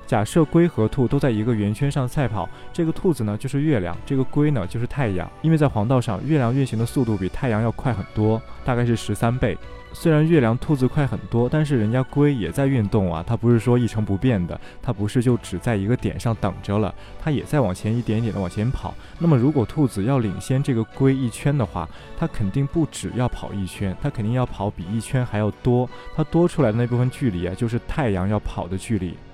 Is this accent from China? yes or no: yes; China; 我们中国人口中的月